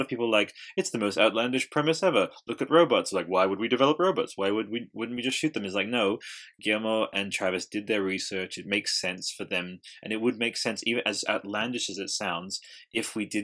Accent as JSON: {"language": "English", "country": "Australia", "said": "I'm Australian and I don't even fucking speak like"}